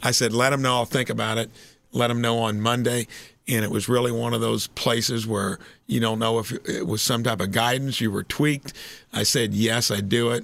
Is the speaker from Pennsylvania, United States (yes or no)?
no; Indiana, United States; moved away as an adult; moving back to your hometown